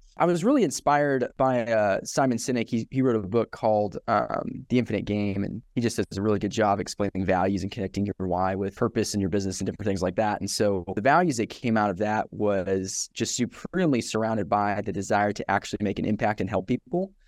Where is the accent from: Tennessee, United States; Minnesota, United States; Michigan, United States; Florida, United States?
Tennessee, United States; Johnson City; also born or lived in Scotland; now in Knoxville, United States; I am from Johnson City, Tennessee, originally, uh, born in Scotland